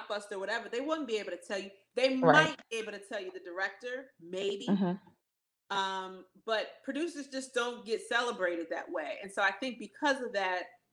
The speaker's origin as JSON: {"language": "English", "region": "New Jersey", "country": "United States", "moved": "as an adult", "lives_now": "Los Angeles, United States", "said": "I'm from the East Coast. Like, I'm from Jersey."}